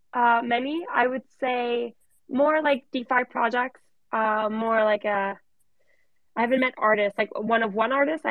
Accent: Canada; also born or lived in Paris; I'm in Paris, but I'm originally from Canada.

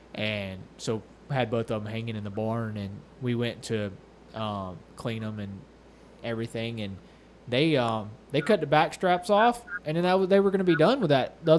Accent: Florida, United States; I was born and raised in Florida

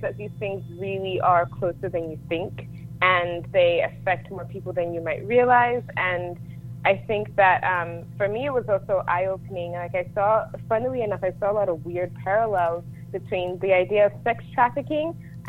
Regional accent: Lagos, Nigeria; also born or lived in London, United Kingdom; now in United States; I was born in the UK. I'm from Nigeria. I grew up between London and Lagos. And then my mom won the green card lottery, and we moved to the States.

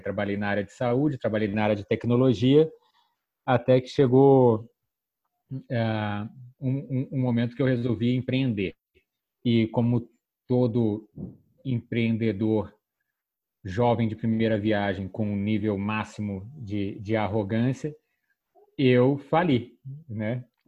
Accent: Petrópolis, Rio de Janeiro, Brazil; eu venho lá de Petrópolis

